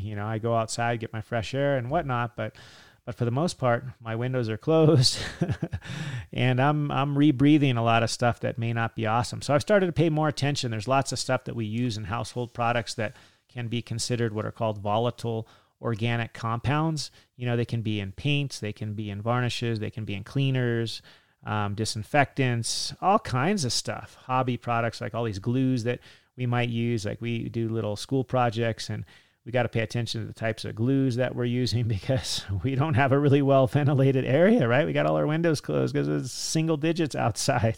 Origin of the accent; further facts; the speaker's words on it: California, United States; Me growing up in California